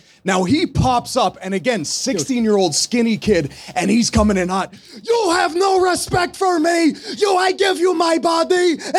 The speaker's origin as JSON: {"language": "English", "town": "Montreal", "region": "Quebec", "country": "Canada", "accent": "Montreal accent", "moved": "yes"}